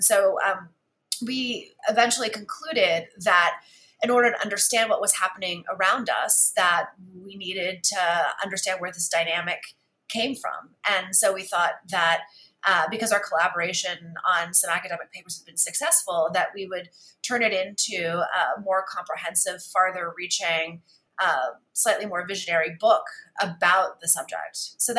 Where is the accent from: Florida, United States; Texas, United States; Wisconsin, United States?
Texas, United States; San Antonio; since I was a teenager growing up in San Antonio, Texas. I come from a family that is in the United States because of immigration, and I grew up in a context of bilingualism and biculturalism